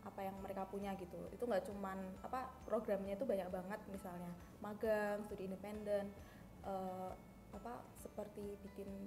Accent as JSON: {"language": "Indonesian", "town": "Yogyakarta", "region": "Special Region of Yogyakarta", "country": "Indonesia", "said": "aku dari jurusan Statistika juga angkatan 19, asal aku dari Jogja."}